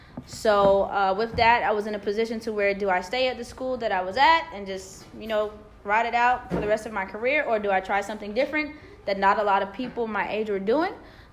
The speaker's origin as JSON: {"language": "English", "region": "Georgia", "country": "United States", "tie": "born or raised there", "also_born_or_lived": "New Jersey / North Carolina / Maryland", "said": "I claim almost the entire East Coast because I was born in New Jersey, raised in the state of Georgia. I went to undergrad in North Carolina. And then before I came here, I lived in Maryland, but I worked in D.C."}